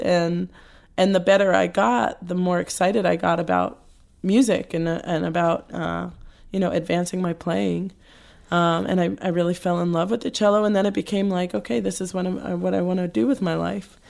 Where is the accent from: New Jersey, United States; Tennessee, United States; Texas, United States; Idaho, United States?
New Jersey, United States; also born or lived in Queens, New York; Moved to New Jersey when I was five.